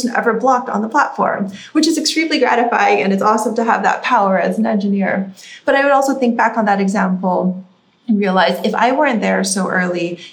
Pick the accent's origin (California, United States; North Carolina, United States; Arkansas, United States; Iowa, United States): California, United States; Silicon Valley; I grew up in Silicon Valley